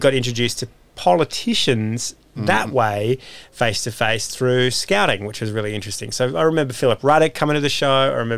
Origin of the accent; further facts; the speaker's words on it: Beecroft, New South Wales, Australia; I grew up in Beecroft, and it was a delightful childhood